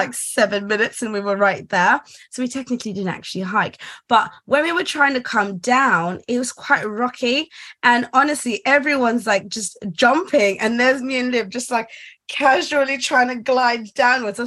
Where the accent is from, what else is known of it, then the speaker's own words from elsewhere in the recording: Essex, East of England, United Kingdom; I'm from Essex